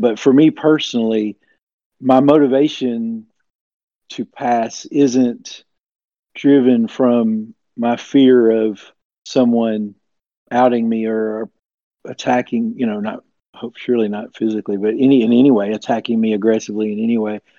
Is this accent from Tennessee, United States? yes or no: yes; Tennessee, United States; I'm from the southeast U.S. In Ten- I'm in Tennessee, and I've lived here my entire life